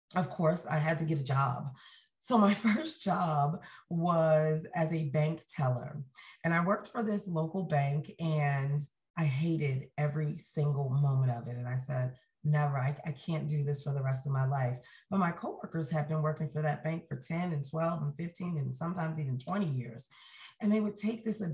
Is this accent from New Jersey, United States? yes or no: yes; Jersey City, New Jersey, United States; moved away as an adult; also born or lived in Atlanta; now in Utah, United States; I was born in Jersey City, New Jersey, which if you've ever heard me speak before, you know, is the most diverse city in all of the United States of America. And I was there my entire childhood